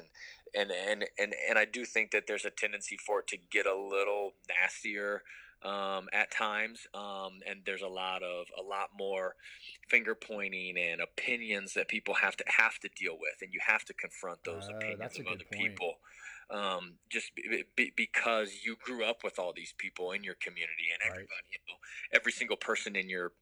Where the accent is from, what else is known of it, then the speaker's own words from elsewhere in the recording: Kansas City, Missouri, United States; also born or lived in Columbia, Missouri; I was born in Columbia, Missouri, and grew up there for until I was in second grade. At that time, my family moved to Kansas City